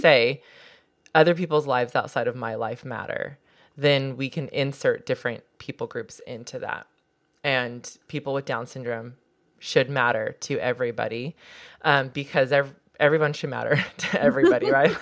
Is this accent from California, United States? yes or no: yes; Southern California, United States; I grew up in Southern California